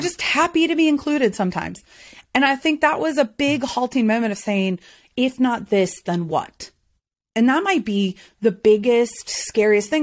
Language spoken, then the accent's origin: English; the South, United States; I'm from the South